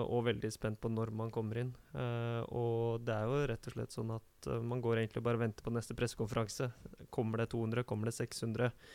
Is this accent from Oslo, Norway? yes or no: yes; Oslo, Norway; Jeg er fra Kjelsås